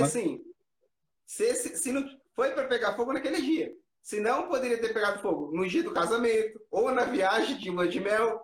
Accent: Americana, São Paulo, Brazil; a gente é aqui de Americana, interior de São Paulo.

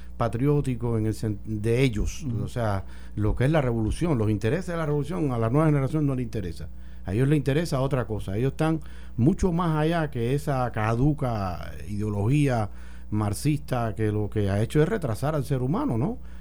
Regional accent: Cuba; moved away as an adult; also born or lived in Russia / Spain; now in Puerto Rico; yo salí de Cuba cuando era eh, bien joven tenía aproximadamente como 20 años

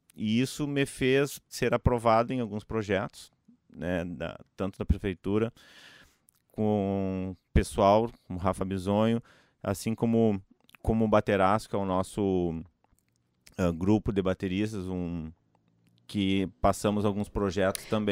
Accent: Gaúcho, Rio Grande do Sul, Brazil; sou gaúcho

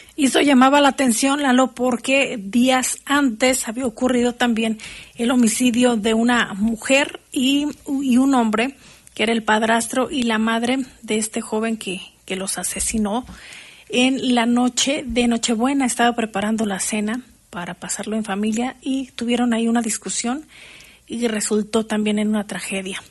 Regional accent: Mexico; todos los mexicanos

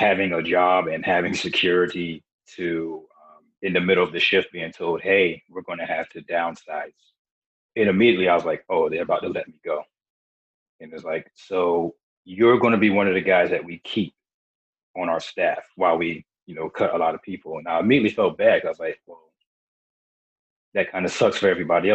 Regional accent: South Carolina, United States; also born or lived in Beaufort, South Carolina; I was born in Beaufort, South Carolina, and I've pretty much grown up in all of, kind of like all over South Carolina. We tend to move around a lot

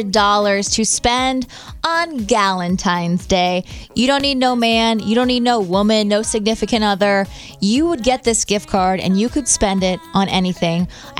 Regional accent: Kansas City, United States; Growing up in Kansas City

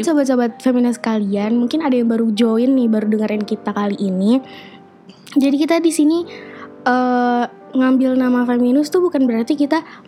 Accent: Jakarta, Indonesia; moved away as an adult; now in Sudan; gue dari Jakarta

